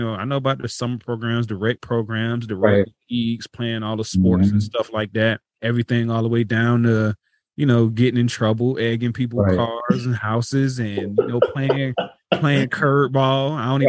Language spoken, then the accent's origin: English; Florida, United States; I mean, I feel like, you know, during the time I was growing up, man, even though it probably didn't feel like it was dope